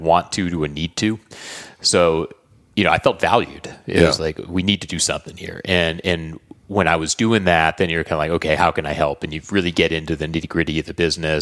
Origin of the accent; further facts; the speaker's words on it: Southern California, United States; I grew up in Southern California